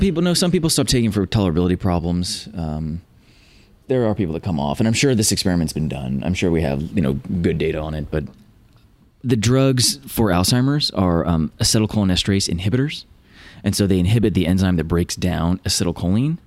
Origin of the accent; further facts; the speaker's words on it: Virginia, United States; moved away as an adult; also born or lived in California; I grew up in Virginia, found my way to Caltech for grad school